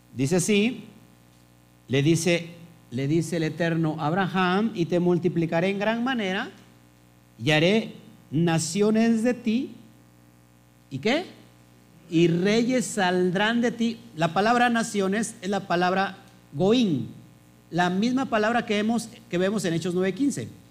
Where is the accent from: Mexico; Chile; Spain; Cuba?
Mexico; Yo nací en México